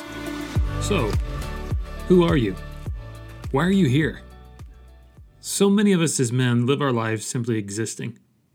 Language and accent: English; Dalton, Georgia, United States; a small Christian school in my hometown of Dalton, Georgia